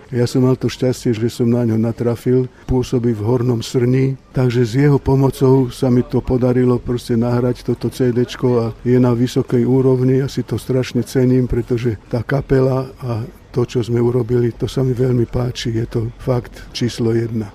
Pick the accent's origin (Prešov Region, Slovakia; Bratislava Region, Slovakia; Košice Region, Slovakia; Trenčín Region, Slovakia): Košice Region, Slovakia; Košice; also born or lived in Žilina; ja ako Žilinčan som začal v Košiciach chodiť do školy a 13 rokov som strávil v Košiciach, takže som tam vyrástol a detstvo som tam strávil.